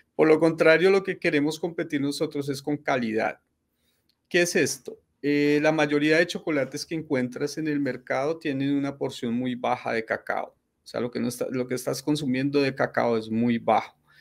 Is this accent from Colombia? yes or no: yes; Colombia; also born or lived in Ecuador / Europe; soy, soy colombiano, soy ah, colombiano en estos momentos, en estos momentos estoy en Cali, estoy en Cali, Colombia, que es donde tengo pues, mi familia.